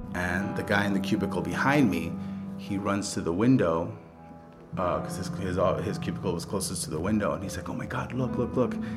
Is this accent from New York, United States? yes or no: yes; New York City, New York, United States; I was born in the Bronx and grew up in the Bronx.